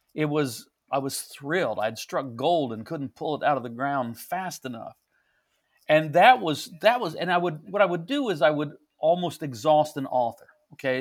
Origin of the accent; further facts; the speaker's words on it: St. Joseph, Missouri, United States; I'm, I'm in my hometown. I'm, I was born and raised